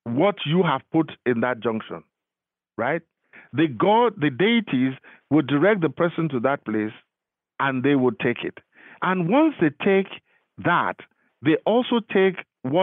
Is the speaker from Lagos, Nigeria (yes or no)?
yes; Lagos, Nigeria; moved away as an adult; now in United States; I am from Lagos. I was born and bred in Lagos